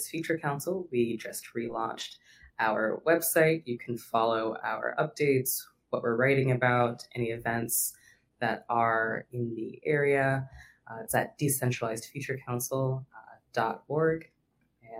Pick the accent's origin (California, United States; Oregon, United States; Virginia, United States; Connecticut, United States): Virginia, United States; I was born and raised in Virginia